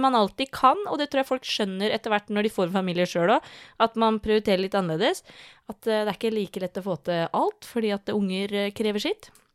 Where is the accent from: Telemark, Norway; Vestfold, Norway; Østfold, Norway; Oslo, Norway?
Vestfold, Norway; Tønsberg; vi er fra Tønsberg